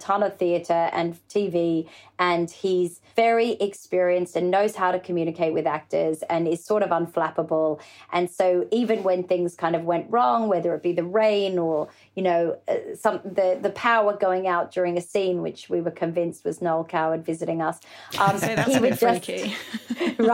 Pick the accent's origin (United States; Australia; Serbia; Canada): Australia; being an Aussie